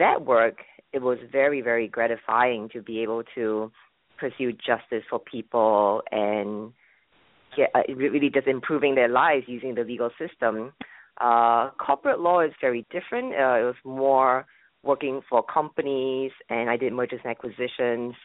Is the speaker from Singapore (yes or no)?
yes; Singapore; moved away as an adult; also born or lived in Boston, United States; now in United States; I'm originally from Singapore